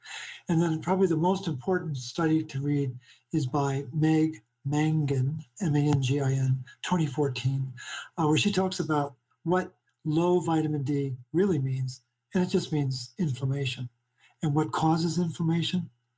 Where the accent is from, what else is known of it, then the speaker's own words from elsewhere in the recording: Baltimore, Maryland, United States; But I'm originally from Baltimore.